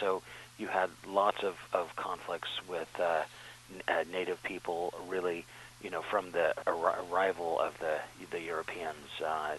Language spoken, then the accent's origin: English; Sacramento, California, United States; I happen to grow up in California, in Sacramento, so it's my home state